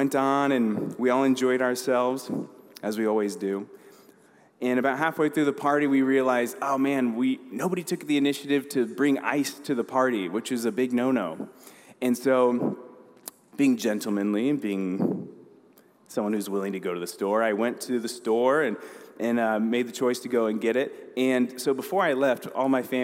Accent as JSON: {"language": "English", "town": "Council Bluffs", "region": "Iowa", "country": "United States", "tie": "born or raised there", "also_born_or_lived": "Denver, Colorado", "moved": "as an adult", "lives_now": "Omaha, United States", "said": "I was originally born in Denver. Me and my siblings are all from there. We moved to Omaha, actually Council Bluffs. So I grew up in Iowa. I grew up in Council Bluffs from when I was 7 till I graduated high school"}